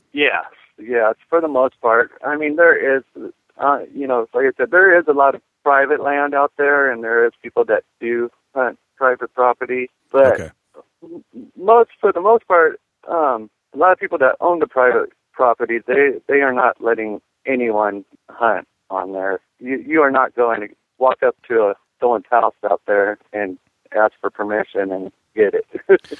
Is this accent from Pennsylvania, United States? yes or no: no; Oceanside, California, United States; moved away as an adult; also born or lived in San Diego, California; now in Iowa, United States; born in Oceanside, which is right next to Camp Pendleton.